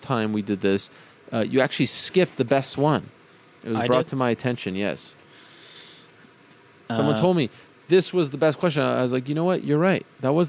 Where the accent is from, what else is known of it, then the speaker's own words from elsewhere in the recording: Canada; also born or lived in Syracuse, New York; I am Canadian. I am proud to be Canadian.